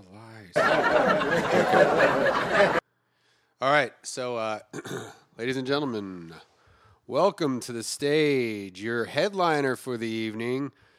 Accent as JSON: {"language": "English", "town": "Hollywood", "region": "California", "country": "United States", "said": "I'm from Hollywood. That's where I live. And, yep, live right there in Hollywood"}